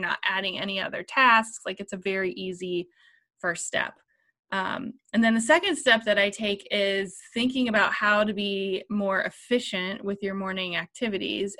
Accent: Columbus, Ohio, United States; I'm from Columbus, Ohio

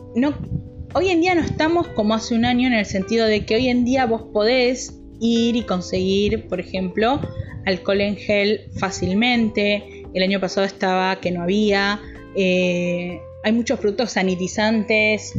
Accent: Argentina; yo soy argentino

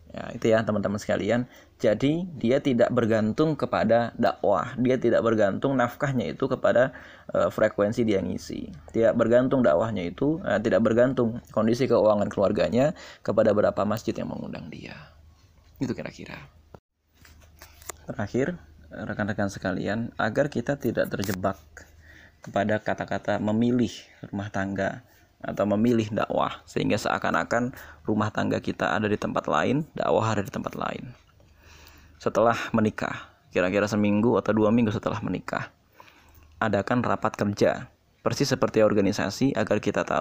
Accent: East Jakarta, Jakarta, Indonesia; karena tingkatnya beda daerahnya juga berbeda saya dari Jakarta Timur istri saya dari Jakarta Selatan

